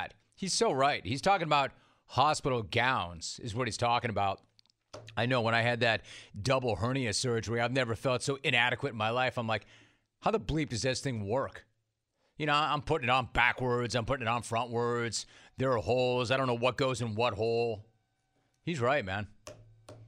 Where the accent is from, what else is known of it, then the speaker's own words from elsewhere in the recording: Southern California, United States; I am from Southern California